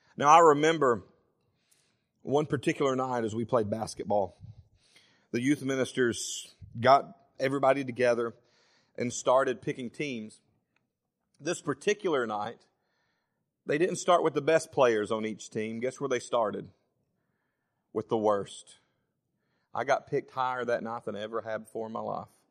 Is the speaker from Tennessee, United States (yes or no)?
yes; Savannah, Tennessee, United States; moved away as an adult; also born or lived in Florence, Alabama; I was born and lived in Florence until I was ten, and then we moved to Savannah, and I pretty much grew up the rest of my life in Savannah